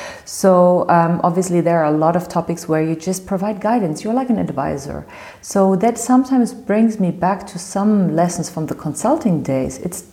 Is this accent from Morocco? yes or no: yes; Morocco; I've been engaged in a couple of social projects in my home country, Morocco, some of them together with my father.